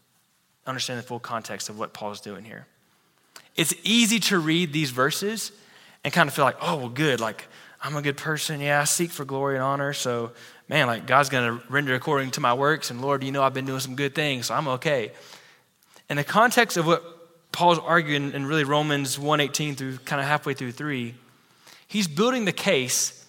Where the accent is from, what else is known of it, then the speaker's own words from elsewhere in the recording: Texas, United States; I'm a Texan